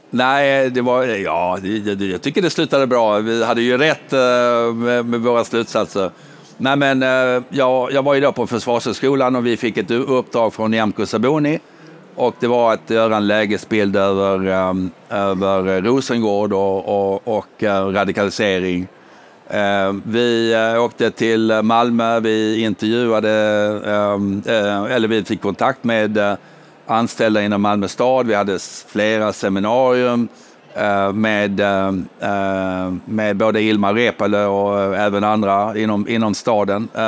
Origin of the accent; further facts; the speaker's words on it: United Kingdom; now in Sweden; jag kommer dock från Storbritannien där man lindar in mycket.